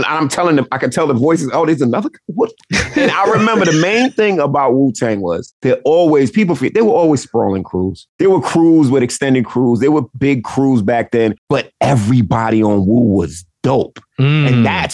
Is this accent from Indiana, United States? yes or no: no; New York, United States; I grew up in New York